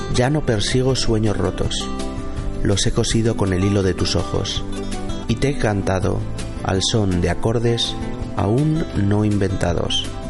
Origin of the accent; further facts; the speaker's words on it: Spain; nuestro país